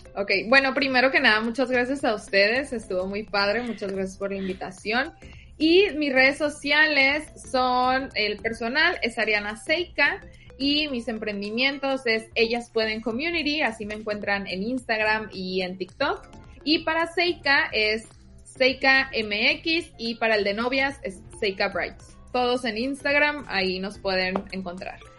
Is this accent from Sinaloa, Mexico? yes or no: yes; Sinaloa, Mexico; moved away as an adult; now in Tijuana, Mexico; Yo, como les digo, soy de Sinaloa y llegué a vivir a Tijuana hace aproximadamente cinco años